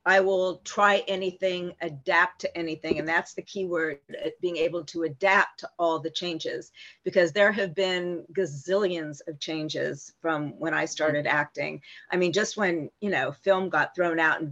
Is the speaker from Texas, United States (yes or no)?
no; Palm Springs, California, United States; I grew up in Palm Springs where they all hung out